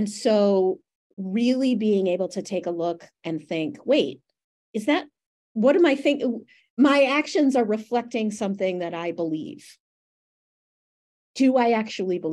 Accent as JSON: {"language": "English", "region": "Western New York", "country": "United States", "tie": "born or raised there", "said": "I was growing up in Western New York"}